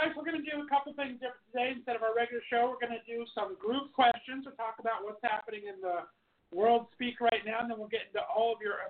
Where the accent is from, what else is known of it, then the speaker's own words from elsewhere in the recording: Columbus, Ohio, United States; now in Palm Springs, United States; my hometown in Columbus, Ohio